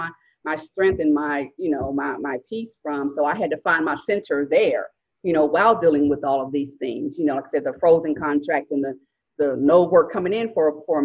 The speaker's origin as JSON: {"language": "English", "town": "Dallas", "region": "Texas", "country": "United States", "tie": "born or raised there", "said": "I was born and raised in Dallas, in the Metroplex, the DFW"}